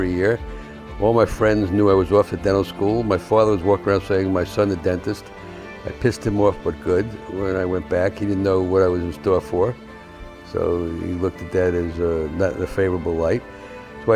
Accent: New York City, New York, United States; I grew up in the South Bronx with four other guys.

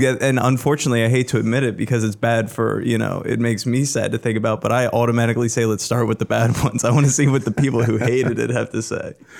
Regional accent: York, Pennsylvania, United States; my hometown of York

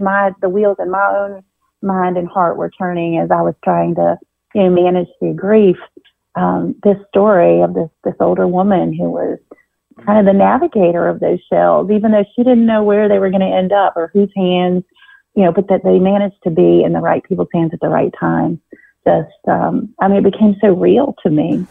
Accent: Virginia Beach, Virginia, United States; I grew up in Virginia Beach

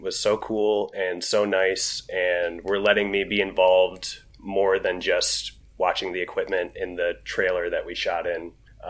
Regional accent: Grand Rapids, Michigan, United States; Grand Rapids, so you might want to check that one out. My hometown.

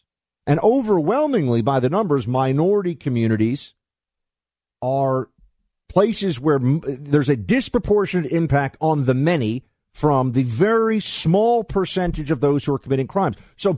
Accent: New York City, New York, United States; As you know, I'm a New Yorker born and raised and saw the difference, New York City

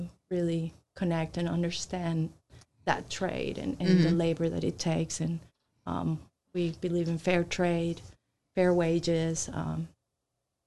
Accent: Colombia; moved away; I'm originally from Colombia

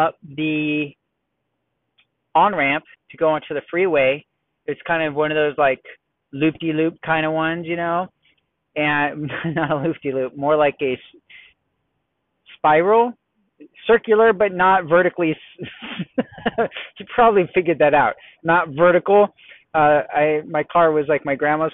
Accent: Los Angeles, California, United States; Southern California, Los Angeles area, San Fernando Valley

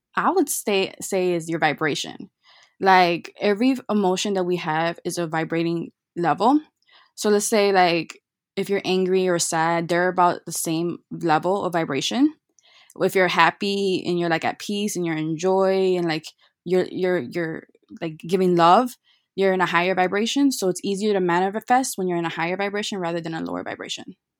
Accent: Chicago, Illinois, United States; I was born and raised in Chicago

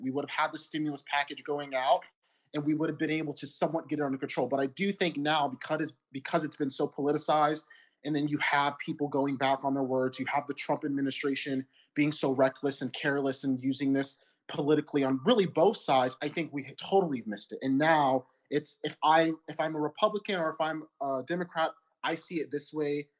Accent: United States

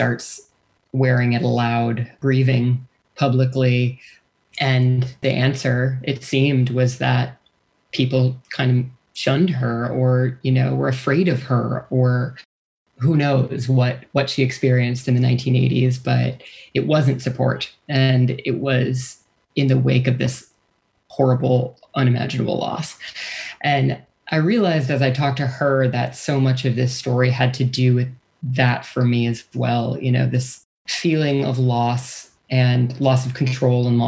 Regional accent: Wisconsin, United States; born or raised there; moved away

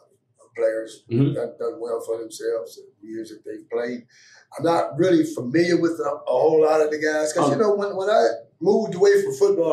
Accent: Pittsburgh, Pennsylvania, United States; And I grew up in the Pittsburgh area.

